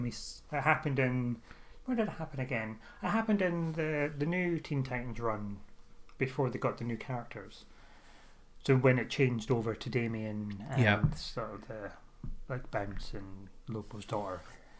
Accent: London, United Kingdom; I'm from London. I'm calling from London at the minute.

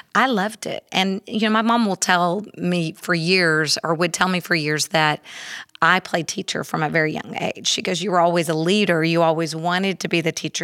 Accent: Houston, Texas, United States; also born or lived in Klein area; I grew up in Spring Branch, in, in Houston

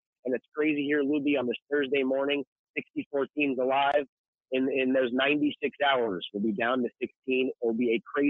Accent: Virginia, United States; moved away; my home state of Virginia

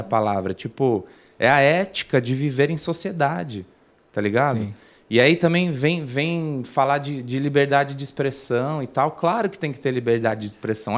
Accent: São Bernardo do Campo, São Paulo, Brazil; also born or lived in Santo André; eu nasci em São Bernardo, mas morei em Santo André muito tempo, aí depois voltei para São Bernardo. É São Bernardo e Santo André sempre

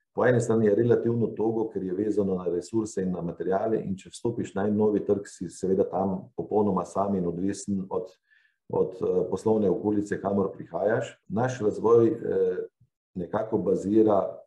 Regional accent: Slovenia

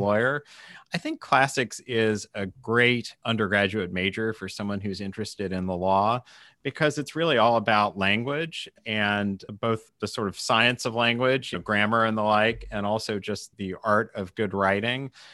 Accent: Kansas City, United States; I worked for the Kansas City Star, basically my hometown newspaper

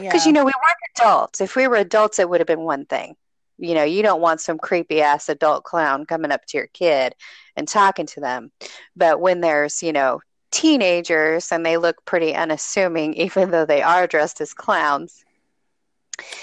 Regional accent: Vancouver, Washington, United States; moved away as an adult; also born or lived in East Coast; now in Memphis, United States; I was born and raised in Vancouver, Washington, and I lived there most of my life

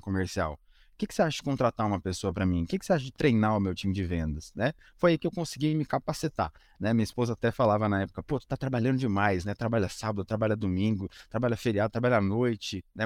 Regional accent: Curitiba, Paraná, Brazil; eu sou de Curitiba

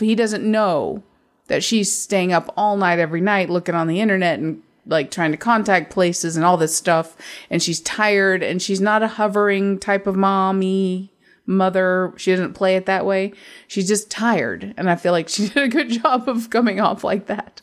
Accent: United States; I'm American

